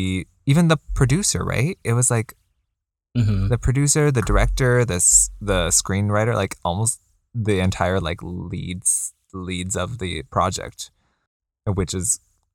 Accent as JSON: {"language": "English", "country": "United States", "tie": "born or raised there", "said": "like being being Chinese, being in an immigrant family, mm-hmm. like being growing up in America helps."}